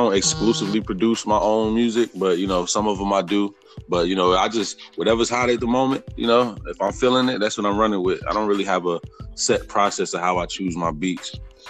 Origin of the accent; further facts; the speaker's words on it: Mount Vernon, New York, United States; also born or lived in Bronx, New York; now in Atlanta, United States; I'm originally from New York. I was born in the Bronx, raised in Mount Vernon, New York, which is right outside the Bronx. I moved to Atlanta in like 2099 or something like that.